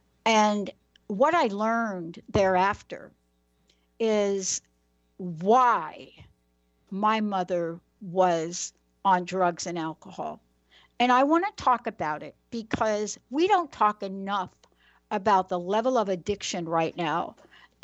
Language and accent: English; New York, United States; I'm a girl from New York